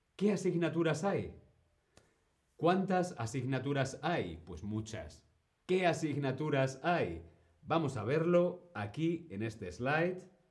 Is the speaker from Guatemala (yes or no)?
no; Spain; Yo fui al colegio en España, pero mi colegio no era un colegio español